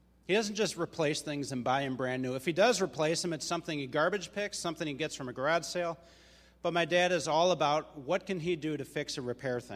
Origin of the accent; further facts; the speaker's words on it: Mount Prospect, Illinois, United States; now in Des Plaines, United States; I was raised in Mount Prospect